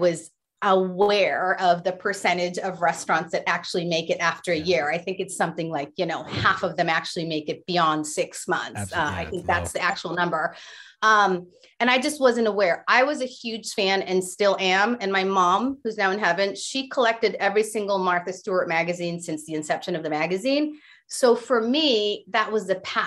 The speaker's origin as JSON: {"language": "English", "town": "Tijuana", "region": "Baja California", "country": "Mexico", "tie": "born or raised there", "also_born_or_lived": "San Diego", "said": "I was raised in Tijuana, would cross the border every day to go to school in San Diego."}